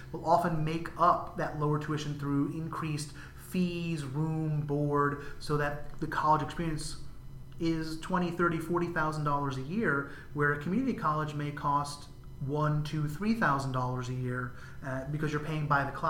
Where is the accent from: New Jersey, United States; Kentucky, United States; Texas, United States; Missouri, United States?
New Jersey, United States; Where I grew up in New Jersey